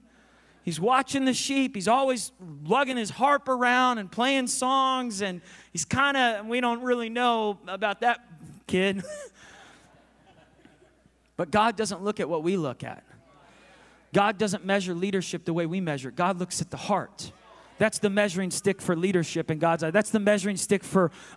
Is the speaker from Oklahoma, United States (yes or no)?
yes; Oklahoma, United States; I'm from Oklahoma